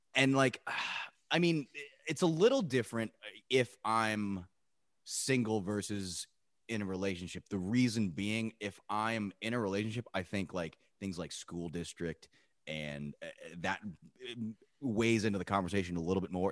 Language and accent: English; Pittstown, New Jersey, United States; me growing up in Pittstown